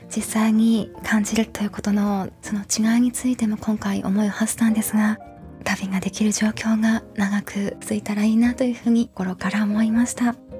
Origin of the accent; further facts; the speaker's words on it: Yamagata, Japan; moved away as an adult; now in United States; 山形の私の実家になるんですけれども